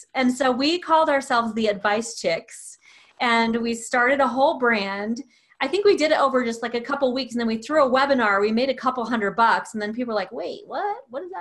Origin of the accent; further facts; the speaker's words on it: the South, United States; I'm from the South